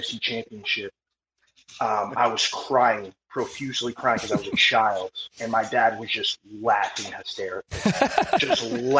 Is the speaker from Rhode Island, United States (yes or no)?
yes; Providence, Rhode Island, United States; now in Baltimore, United States; I am actually from Providence, Rhode Island, so that's a New England.